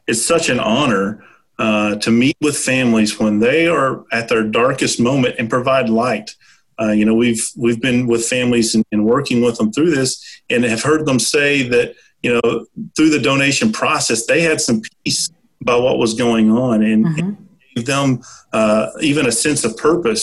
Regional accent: Little Rock, Arkansas, United States; I grew up in Little Rock

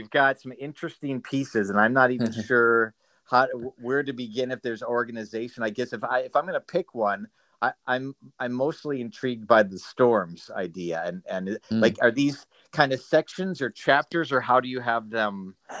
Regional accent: Minnesota, United States; I grew up in Minnesota

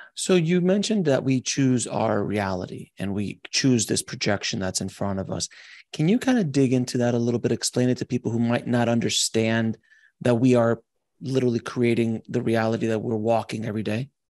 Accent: Los Angeles, California, United States; I come from Los Angeles

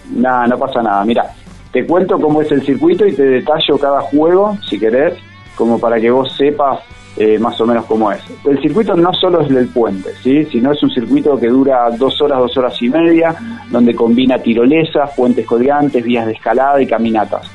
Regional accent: Buenos Aires, Argentina; now in Merlo, Argentina; yo soy oriundo de Buenos Aires, hace 16 años que vivo acá

